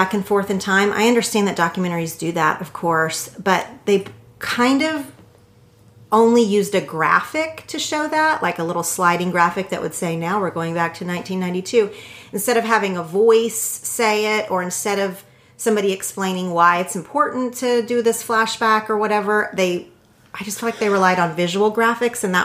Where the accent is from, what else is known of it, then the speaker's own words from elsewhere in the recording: Oklahoma, United States; now in Los Angeles, United States; I grew up in Oklahoma where there was no professional basketball team